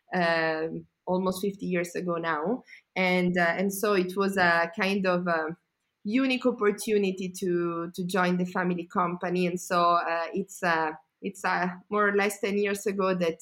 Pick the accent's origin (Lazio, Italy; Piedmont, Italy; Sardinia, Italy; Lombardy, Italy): Lombardy, Italy; Como; also born or lived in Milan / United States; I was born and raised in Como, and still I live here